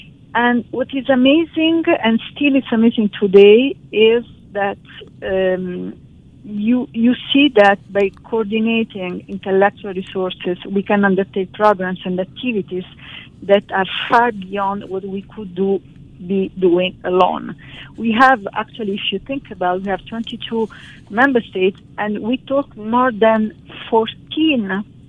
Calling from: Paris, Île-de-France, France; I'm talking from Paris, still in a summer mood, and I'm really happy to join you today.

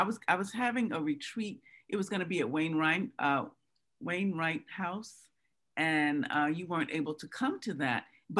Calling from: New Rochelle, New York, United States; I'm calling from New Rochelle.

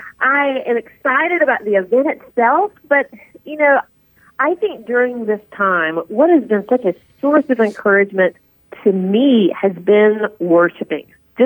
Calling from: Atlanta, Georgia, United States; From Georgia. I am calling you from Georgia. So my husband and four kids and I live in North Atlanta

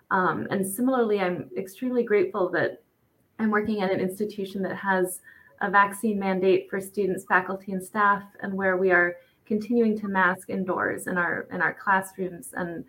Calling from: Allentown, Pennsylvania, United States; I'm calling from Allentown, Pennsylvania. So I'm actually probably like an hour away, I'm guessing, from Johanna.

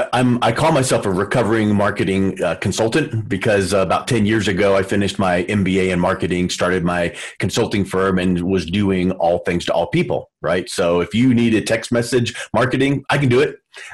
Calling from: Denver, Colorado, United States; Calling in from Denver, Colorado

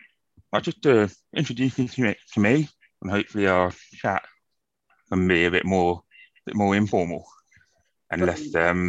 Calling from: London, United Kingdom; I'm joining you from London today in the UK.

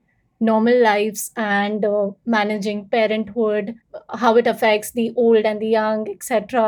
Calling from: Mumbai, Maharashtra, India; So I'm tuning in from Mumbai, that's based in India.

